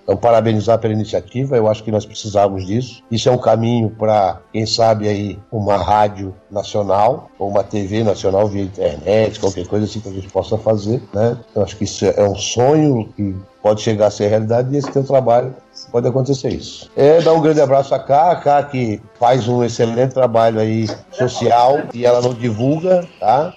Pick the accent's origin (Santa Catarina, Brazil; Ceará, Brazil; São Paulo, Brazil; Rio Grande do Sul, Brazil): Santa Catarina, Brazil; Blumenau; moved away as an adult; now in Jaraguá do Sul, Brazil; até 1984, quando saí de Blumenau, que era minha terra natal